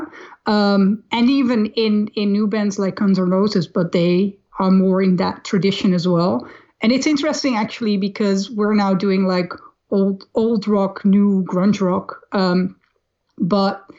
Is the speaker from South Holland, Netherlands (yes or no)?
no; Amsterdam, North Holland, Netherlands; I grew up in Amsterdam